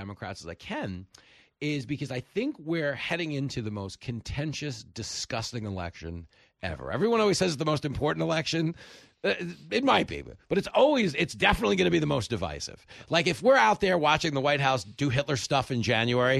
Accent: Levittown, New York, United States; I grew up in Levittown, New York

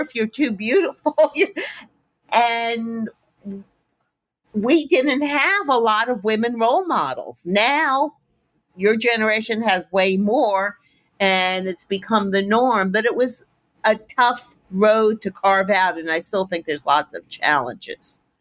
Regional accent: Miami, Florida, United States; I grew up in Miami

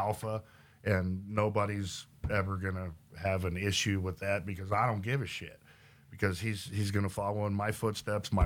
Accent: Oklahoma, United States; also born or lived in Los Angeles / San Diego; now in Texas, United States; I grew up in Oklahoma

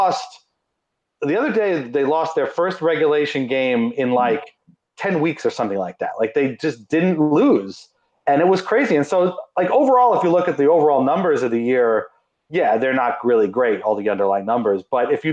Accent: Nassau County, Long Island, New York, United States; I'm from Nassau County, the heart of Islanders country. And I grew up with people who hated the Islanders.

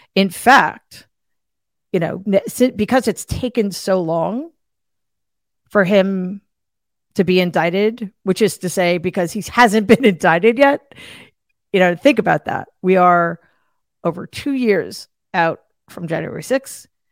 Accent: Northeast, United States; I'm from the Northeast

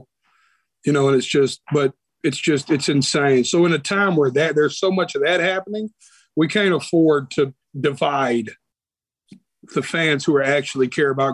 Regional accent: Nashville, Tennessee, United States; also born or lived in Las Vegas; I was born right here in Nashville, Tennessee

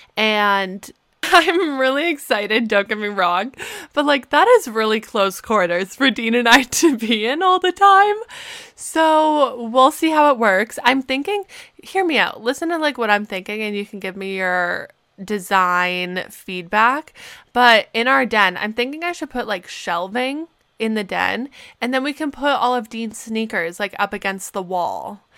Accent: Canada; moved away as an adult; also born or lived in Pittsburgh; being a Canadian student

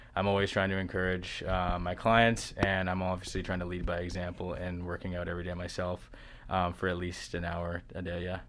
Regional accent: Stratford, Ontario, Canada; also born or lived in West Virginia; I'm local to the area, I'm from Stratford, Ontario

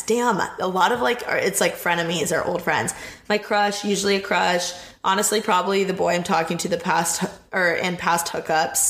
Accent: Indiana, United States; moved away; I'm literally from Indiana

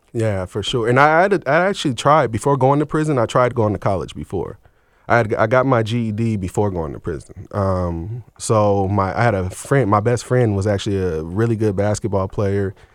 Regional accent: Seattle, Washington, United States; also born or lived in Portland, Oregon; I was born in Seattle, Washington in the mid-eighties

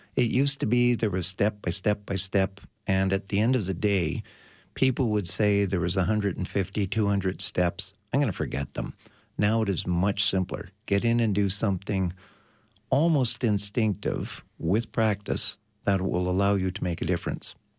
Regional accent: Canada; We are Canadian

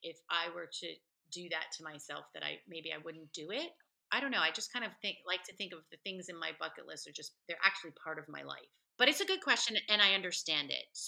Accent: New Jersey, United States; moved away as an adult; I grew up in New Jersey, so I grew up around a lot of Latino people

